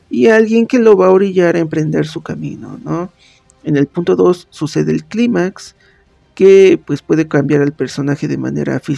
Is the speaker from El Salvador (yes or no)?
no; Pachuca, Hidalgo, Mexico; soy originario de Pachuca Hidalgo, comunicólogo por la Universidad Autónoma del Estado de Hidalgo y corrector de estilo por la Universidad Autónoma de Barcelona.